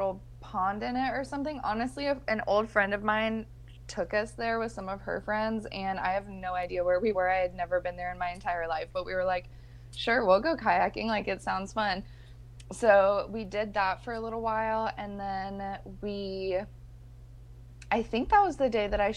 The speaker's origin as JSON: {"language": "English", "town": "Grand Rapids", "region": "Michigan", "country": "United States", "tie": "born or raised there", "moved": "yes", "said": "Meijer's started right in my hometown. My sister actually worked at Meijer's in high school"}